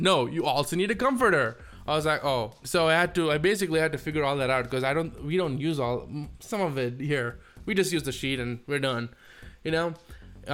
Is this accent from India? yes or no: yes; India; moved away as an adult; now in United States